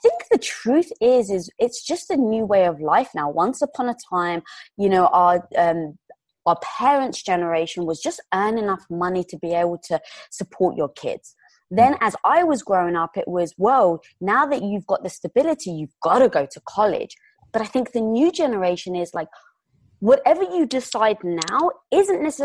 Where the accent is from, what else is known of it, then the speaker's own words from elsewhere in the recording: London, United Kingdom; moved away as an adult; now in Los Angeles, United States; Growing up in London